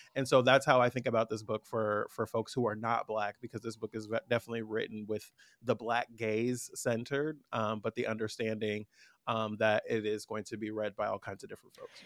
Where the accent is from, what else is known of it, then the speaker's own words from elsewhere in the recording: San Francisco Bay Area, California, United States; I'm from the Bay Area. I'm a tall, light-skinned black man from the Bay